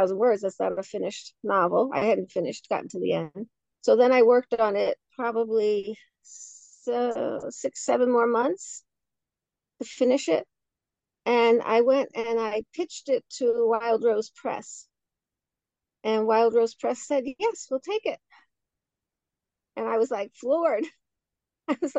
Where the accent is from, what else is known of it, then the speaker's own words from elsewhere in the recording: New York City, New York, United States; I was born in Williamsburg, Brooklyn